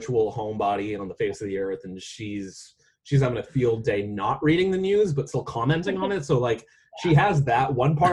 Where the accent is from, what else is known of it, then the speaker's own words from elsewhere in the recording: Redmond, Washington, United States; growing up in Redmond